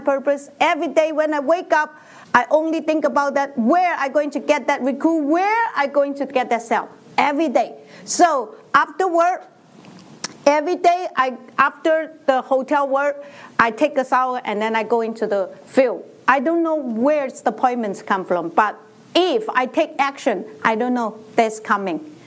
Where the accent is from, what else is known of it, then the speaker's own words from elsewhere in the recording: China; English is a second language; moved away as an adult; now in United States; In 1995, I moved to America from China. In China, I am a teacher.